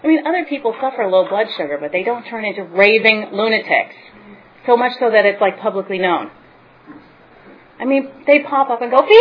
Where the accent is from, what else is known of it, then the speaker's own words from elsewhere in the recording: East Coast, United States; moved away; also born or lived in Bay Area, California / Los Angeles, California; I'm from the East Coast, but we had all kind of migrated to the Bay Area in the late 80s and early 90s